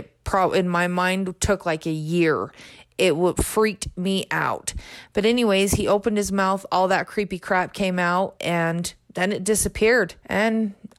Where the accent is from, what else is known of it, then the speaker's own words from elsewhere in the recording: Payson, Utah, United States; I am from Payson, Utah. I grew up in a little